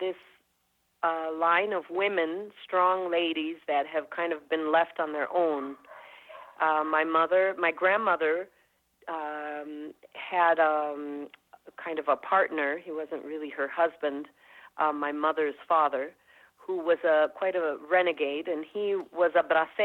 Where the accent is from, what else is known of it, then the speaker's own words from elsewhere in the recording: Minnesota, United States; also born or lived in Mexico; growing up in Minnesota as well with that, and mainly surrounded by Nordic people